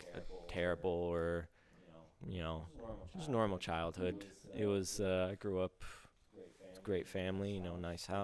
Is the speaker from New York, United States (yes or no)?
no; Brownstown, Michigan, United States; I grew up. In Brownstown, Michigan.